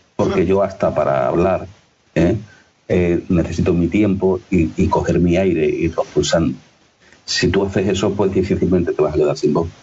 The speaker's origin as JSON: {"language": "Spanish", "region": "Extremadura", "country": "Spain", "accent": "Extremeño", "said": "yo tengo un acento extremeño"}